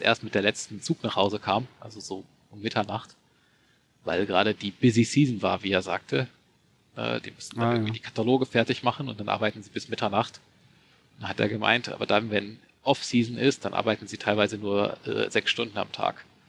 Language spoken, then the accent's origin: German; Germany; moved away as an adult; now in Japan; als Deutscher